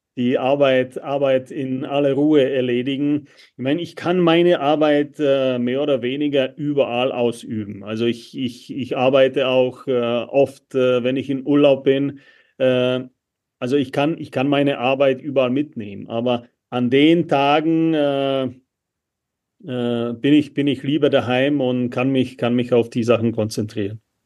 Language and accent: German; Czechia; moved away as an adult; now in Germany; ich bin in der Tschechei aufgewachsen